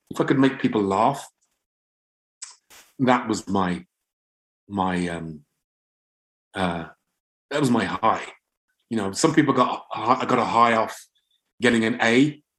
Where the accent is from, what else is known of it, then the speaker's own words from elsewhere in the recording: England, United Kingdom; I thought I'm, I'm English. So I, I think I didn't differentiate